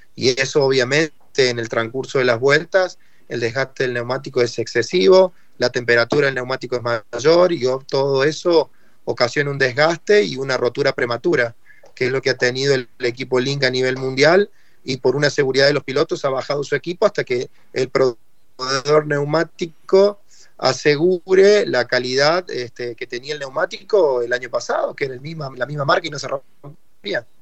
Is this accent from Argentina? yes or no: yes; Argentina